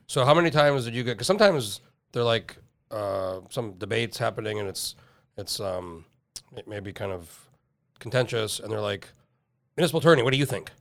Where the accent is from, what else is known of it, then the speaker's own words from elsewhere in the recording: Albuquerque, New Mexico, United States; moved away as an adult; now in Alaska, United States; moved here when I was nineteen and oh four and I grew up in New Mexico.